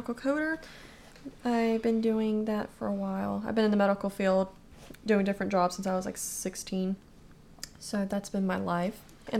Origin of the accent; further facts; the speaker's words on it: Florida, United States; So we are from Florida.